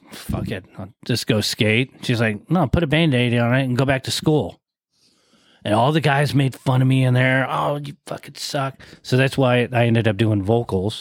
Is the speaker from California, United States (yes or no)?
yes; San Diego, California, United States; growing up in Mira Mesa, I graduated in 86